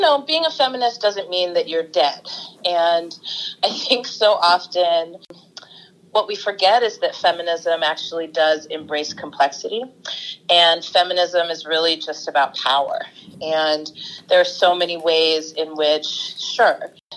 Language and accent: English; the Bay Area, California, United States; also born or lived in Oakland; born and raised in the Bay Area, and I've lived in Oakland, I don't know, for the last 20 years or so